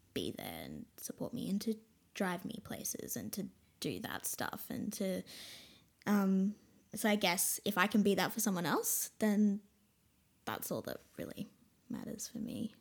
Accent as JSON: {"language": "English", "town": "Brisbane", "region": "Queensland", "country": "Australia", "tie": "born or raised there", "also_born_or_lived": "Caboolture, Queensland / Snowy Mountains, New South Wales", "said": "I was born in Caboolture"}